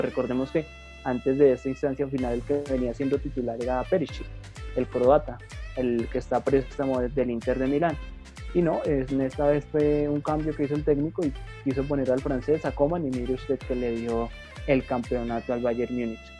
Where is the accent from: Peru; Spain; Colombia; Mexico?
Colombia; nosotros como colombianos